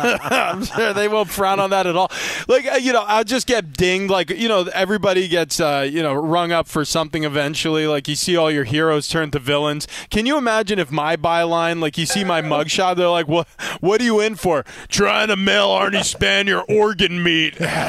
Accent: New York, United States; because I grew up in New York. I worked at a deli my entire life.

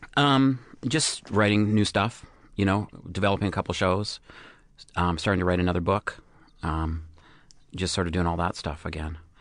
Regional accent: Canada; I'm I'm Canadian

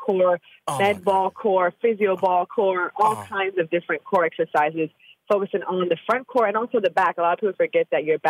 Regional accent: Jamaica; in Kingston, Jamaica. I'm from Jamaica, like you mentioned at the top of the show.

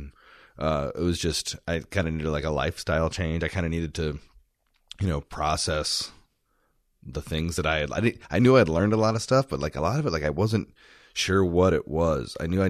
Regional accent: Houston, Texas, United States; also born or lived in Washington, D.C. / Savannah; now in Austin, United States; I grew up in Houston.

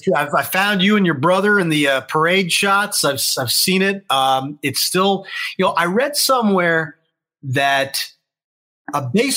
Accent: Harrisburg, Pennsylvania, United States; I grew up rooting for the Phillies. I grew up in the Harrisburg area, a couple hours outside

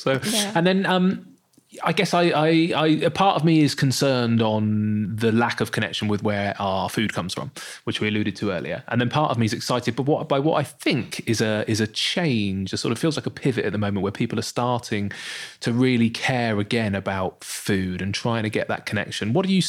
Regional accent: Bournemouth, South West England, United Kingdom; also born or lived in London; Bournemouth. Bournemouth. I used to live in London. I lived in London for 10 years.

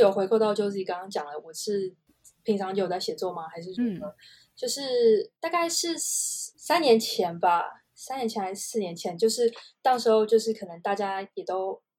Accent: China; now in Netherlands; 所以我们是全家一起跟爸妈一起到中国居住。然后我是在那边算是长大的吧，大学在中国读。

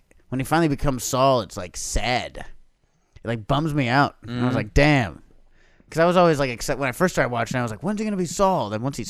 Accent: Texas, United States; I'm from Texas.

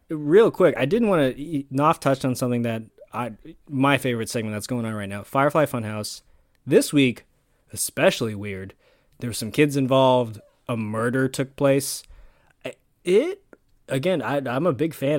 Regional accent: Canada; Us Canadians stick together.

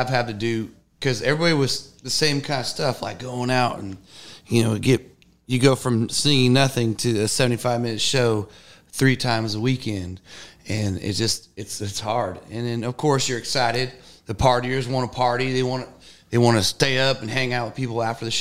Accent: Northern California, United States; I grew up in Northern California

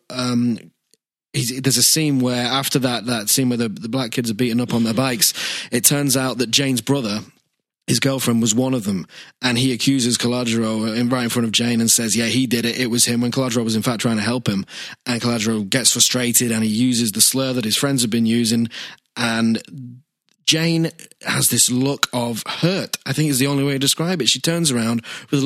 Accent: United Kingdom; we are British

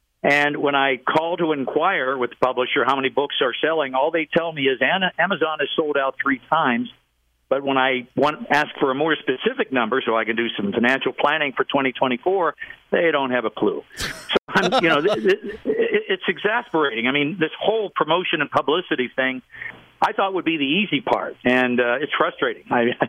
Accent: Pittsburgh, Pennsylvania, United States; I grew up in Pittsburgh, and back in the 1960s, the Pittsburgh Steelers, if you'll recall, stunk.

